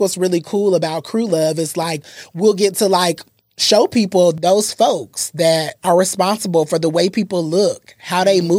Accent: Atlanta, Georgia, United States; We're all from Atlanta.

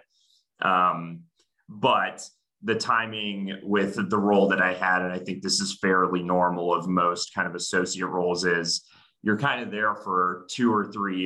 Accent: Dallas, Texas, United States; moved away as an adult; also born or lived in Indiana; now in Chicago, United States; I'm actually originally from Dallas, Texas, so a bit of a transplant here

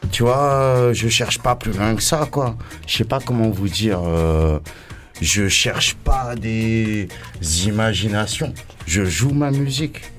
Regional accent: Réunion, France; Moi, je suis un Africain. Je suis un Réunionnais. Je suis un mec de l'Afrique.

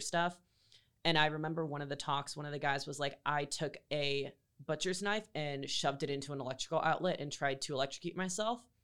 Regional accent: Greenville, North Carolina, United States; also born or lived in Raleigh, North Carolina; I grew up in Greenville um, half my life, and then I grew up in Raleigh the other half

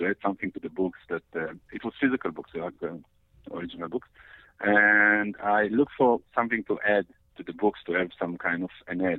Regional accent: Israel; English is a second language; Yeah, I was.

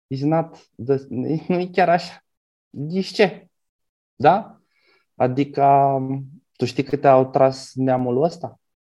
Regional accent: Galați, Galați County, Romania; adolescent fiind, când cu gașca mea am vrut să intrăm într-un club la mine la Galați

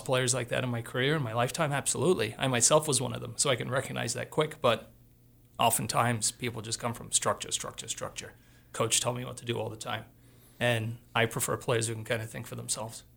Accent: Australia; now in Missoula, United States; I grew up in Australia

